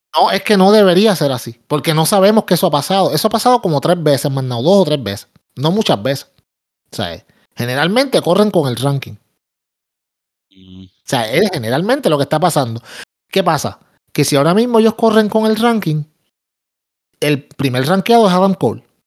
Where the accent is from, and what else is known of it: Puerto Rico